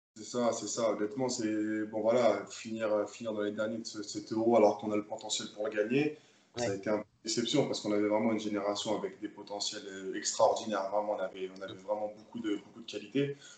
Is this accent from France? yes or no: yes; Le Bourget, Île-de-France, France; moved away as an adult; also born or lived in Paris / Nîmes; now in Limoges, France; moi, je suis né à Paris même, mais j'ai vécu toute ma vie à Le Bourget